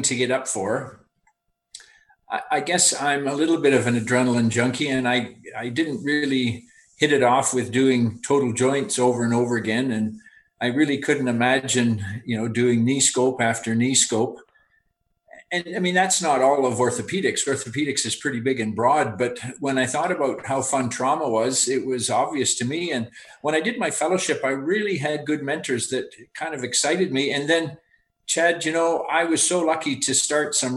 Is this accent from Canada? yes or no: yes; Alberta, Canada; I'm actually sitting right now on the family farm where I grew up, just about 10 miles west of Calgary.